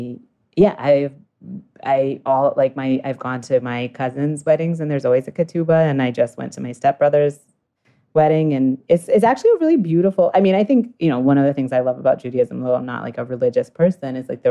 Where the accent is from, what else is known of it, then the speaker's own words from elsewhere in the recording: Newton, Massachusetts, United States; I am Jewish from Newton, Massachusetts.